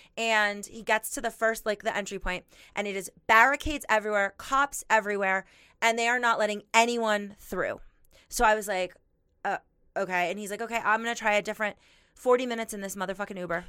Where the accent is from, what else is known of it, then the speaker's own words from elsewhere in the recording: Miami, Florida, United States; now in Denver, United States; I'm from Miami